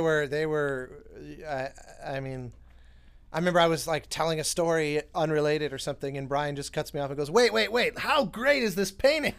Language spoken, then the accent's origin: English; Denver, Colorado, United States; I grew up in Denver